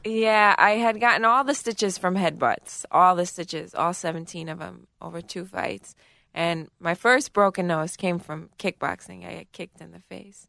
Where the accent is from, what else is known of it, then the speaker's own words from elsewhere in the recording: New York City, New York, United States; I grew up in Garrettson Beach in Brooklyn, New York.